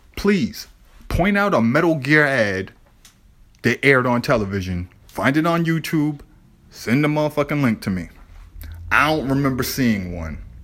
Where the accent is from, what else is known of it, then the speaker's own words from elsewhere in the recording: Boston, Massachusetts, United States; I grew up in the South End, Lower Roxbury, Boston